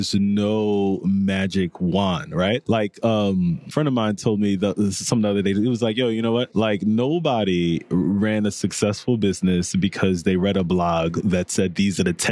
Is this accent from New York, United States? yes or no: yes; New York City, New York, United States; also born or lived in Haiti; I was born in Haiti. Mm-hmm. I moved to Coney Island, you know, which was a really, you know, at-risk community growing up